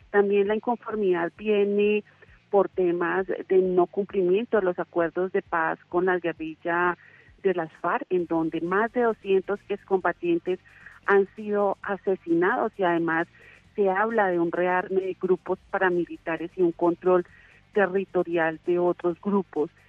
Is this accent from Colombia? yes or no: yes; Colombia